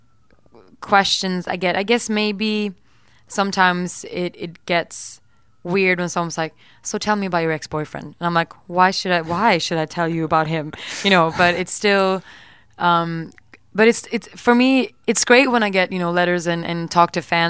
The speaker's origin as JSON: {"language": "English", "country": "Sweden", "second_language": "English", "moved": "yes", "said": "I'm from Sweden."}